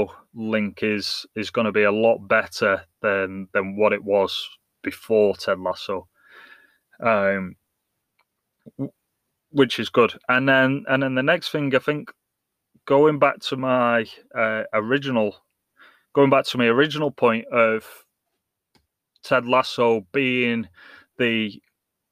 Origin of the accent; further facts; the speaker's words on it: England, United Kingdom; now in United States; English and born and raised in England, in the soccer world, and like now in America